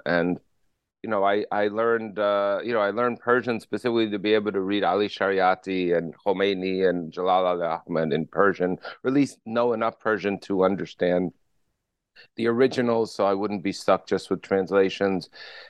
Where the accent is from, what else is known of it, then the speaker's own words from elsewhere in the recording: Paterson, New Jersey, United States; I grew up in Paterson, New Jersey, which is today known as Little Palestine